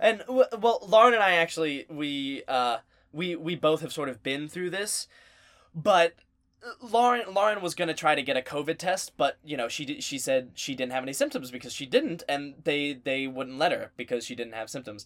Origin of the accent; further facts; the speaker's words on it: the South, United States; we're from the South.